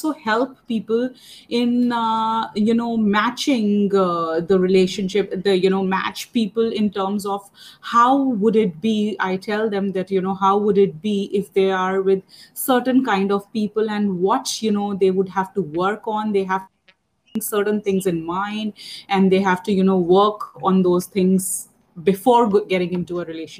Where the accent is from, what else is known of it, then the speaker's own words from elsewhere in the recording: India; I'm from India